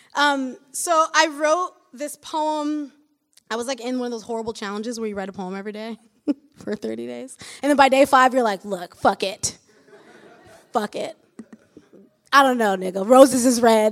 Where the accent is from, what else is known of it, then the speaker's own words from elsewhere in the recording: Michigan, United States; moved away as an adult; now in Brooklyn, United States; I'm from Michigan